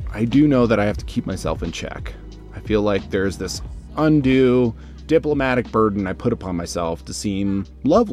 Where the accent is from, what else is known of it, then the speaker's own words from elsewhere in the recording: United States; now in Shanghai, China; as a foreigner and more pointedly, as an American.